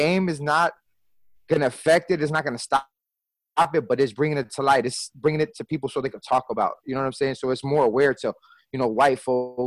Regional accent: Wisconsin, United States; moved away; also born or lived in Milwaukee; I'm from Wisconsin. I lived out there for a little bit in Milwaukee, so you know, I got roots out there as well.

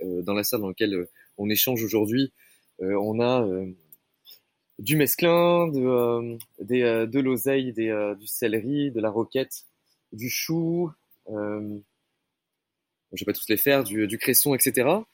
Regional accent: Médoc, Nouvelle-Aquitaine, France; moved away; j'ai grandi dans le Médoc, une région qui, est bercée par les rythmes de la viticulture

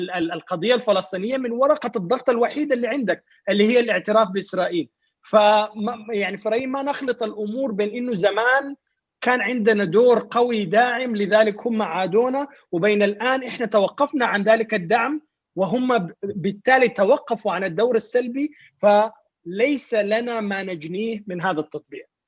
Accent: Sudan

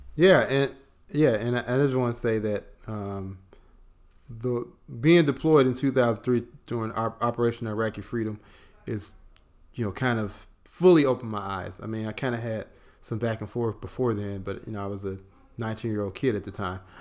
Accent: Chicago, Illinois, United States; now in Atlanta, United States; I'm from Chicago

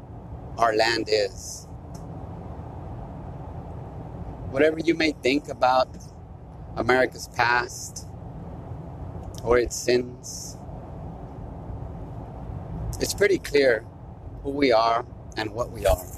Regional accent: United States; We are American

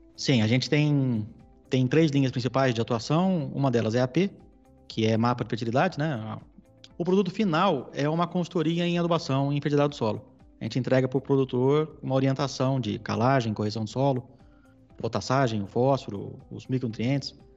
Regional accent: São Paulo, Brazil; Eu sou paulistano, nascido e criado na capital

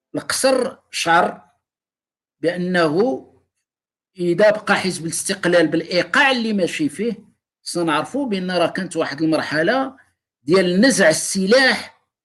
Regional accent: Morocco; حنا مغاربه

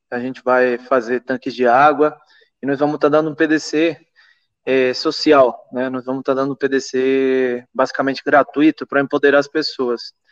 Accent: Venezuela; eu comecei nos Andes, eu sou da Venezuela também

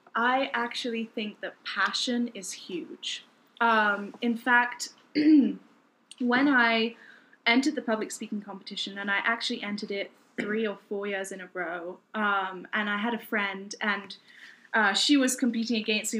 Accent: United Kingdom; moved away as an adult; also born or lived in Newport, Wales / Kent, England; now in United States; my parents moved to southeast England, Kent, uh, when I was about one and a half, two years old

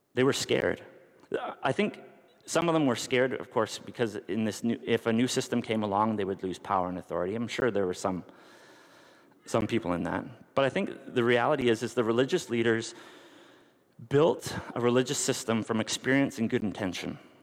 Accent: North Bay, Ontario, Canada; I grew up in North Bay, and there's a mili- an air base there.

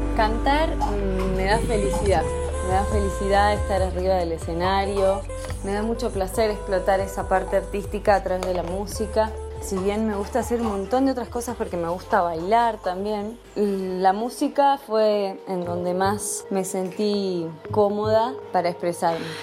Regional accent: Salta, Argentina; also born or lived in Buenos Aires; Soy salteña, nací acá en la ciudad de Salta Capital, pasé toda mi niñez por aquí

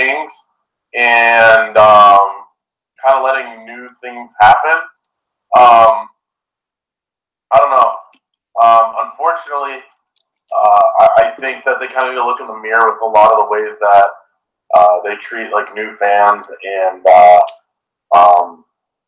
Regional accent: Naperville, Illinois, United States; now in Chicago, United States; I grew up in Naperville

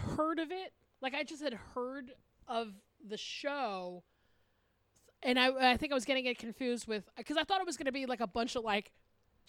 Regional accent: Atlanta, Georgia, United States; now in Los Angeles, United States; we're both from the South

